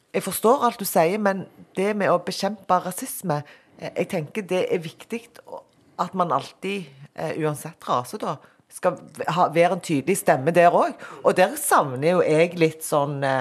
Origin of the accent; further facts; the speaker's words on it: Tananger, Rogaland, Norway; also born or lived in Korea / Sola; jeg er fra Tananger.